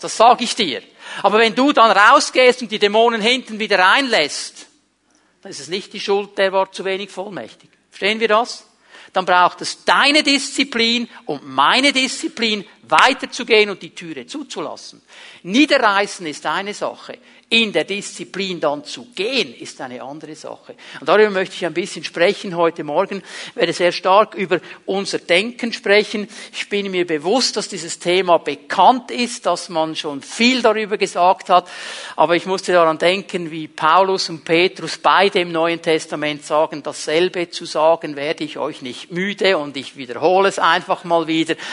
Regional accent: Switzerland; Ich habe mich abgelehnt gefühlt weil mein Vater Italiener war. In diesem kleinen Kuhdorf, wo ich aufgewachsen bin, da war man als Ausländer zum damaligen Zeitpunkt einfach nichts wert. Ich habe mir so gewünscht, ein Schweizer zu sein

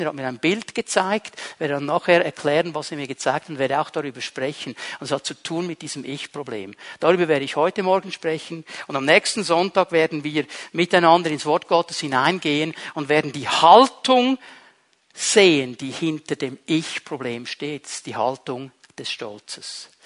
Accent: Switzerland; bei uns in der Schweiz

